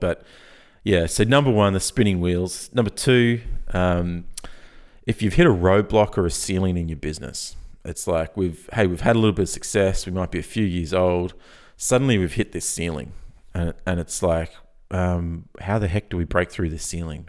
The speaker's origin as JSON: {"language": "English", "country": "Australia", "said": "I'm Australian"}